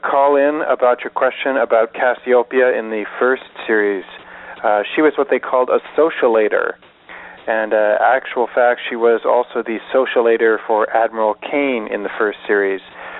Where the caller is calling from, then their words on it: Salt Spring Island, British Columbia, Canada; I'm calling from Salt Spring Island in British Columbia.